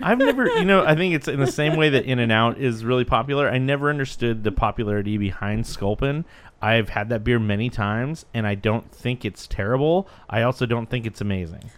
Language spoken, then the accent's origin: English; Santa Cruz, California, United States; I'm from Santa Cruz